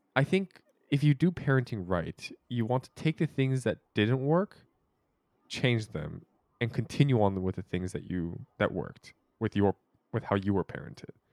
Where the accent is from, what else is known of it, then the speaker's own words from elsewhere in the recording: Merced, California, United States; growing up in Merced